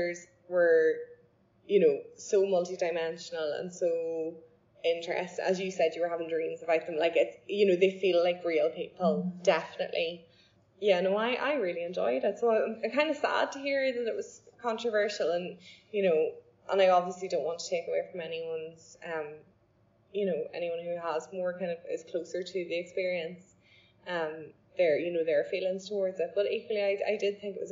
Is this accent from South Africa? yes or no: no; Ireland; as an Irish person